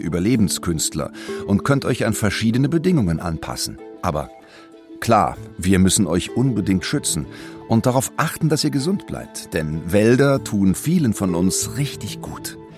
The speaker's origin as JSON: {"language": "German", "country": "Germany", "said": "Bei uns in Deutschland"}